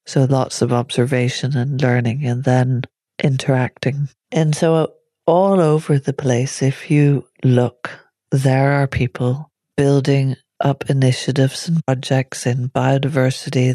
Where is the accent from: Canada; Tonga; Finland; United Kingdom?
United Kingdom; Northern Ireland; growing up in Northern Ireland